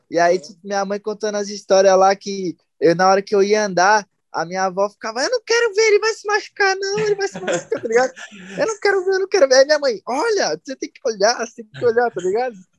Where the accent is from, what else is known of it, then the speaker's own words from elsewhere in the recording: Santo André, São Paulo, Brazil; eu também sempre andei com os par meus parceiros aqui de Santo André